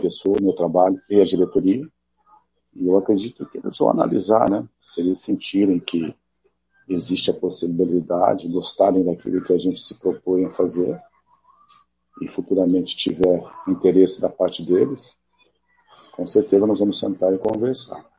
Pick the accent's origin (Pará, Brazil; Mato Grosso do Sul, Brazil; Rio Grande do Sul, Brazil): Mato Grosso do Sul, Brazil; moved away as an adult; also born or lived in India; Eu sou, sou mato-grossense, amo o nosso Estado, é, me lembro muito bem da minha infância com o Morenão lotado